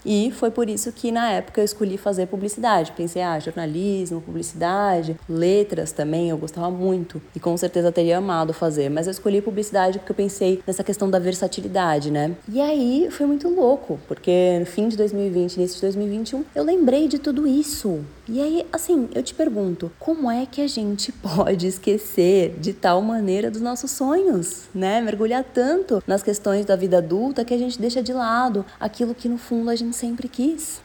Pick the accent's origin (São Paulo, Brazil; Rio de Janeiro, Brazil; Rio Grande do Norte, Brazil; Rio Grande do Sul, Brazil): São Paulo, Brazil; Morei, nasci morei em São Paulo a vida toda